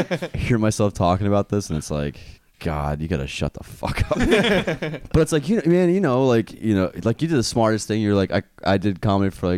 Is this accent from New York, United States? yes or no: yes; New York, United States; now in Houston, United States; I'm originally from New York, and I wanted to move back to New York